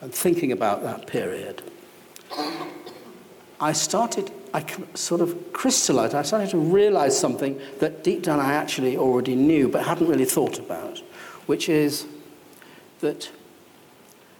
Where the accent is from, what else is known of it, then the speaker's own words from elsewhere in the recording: Salford, North West England, United Kingdom; also born or lived in Welling; I was brought up in Salford.